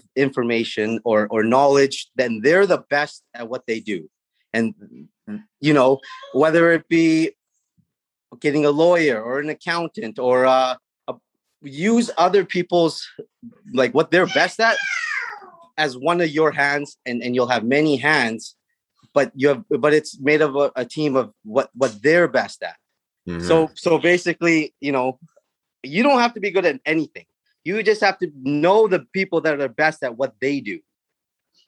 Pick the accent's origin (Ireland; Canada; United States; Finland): Canada; Prince Rupert, British Columbia; I'm born and raised in Prince Rupert